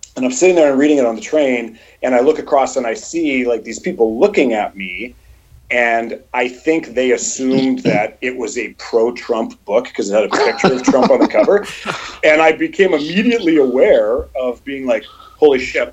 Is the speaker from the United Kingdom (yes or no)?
no; Canada; I am proudly Canadian